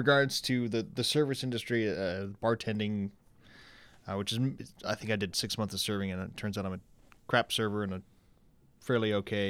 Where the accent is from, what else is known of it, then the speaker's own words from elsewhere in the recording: Saginaw, Michigan, United States; But bartended in Saginaw, Michigan. I'm from Saginaw, started my master's program